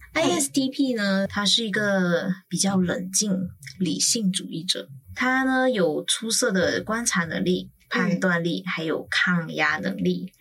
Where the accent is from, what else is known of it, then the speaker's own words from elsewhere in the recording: Malaysia; now in Taiwan; 我一个马来西亚人